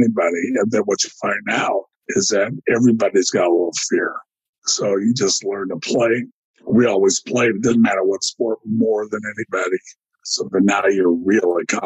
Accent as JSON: {"language": "English", "town": "Elk Grove", "region": "California", "country": "United States", "tie": "born or raised there", "said": "I grew up in California. I went to this high school, Elk Grove, California"}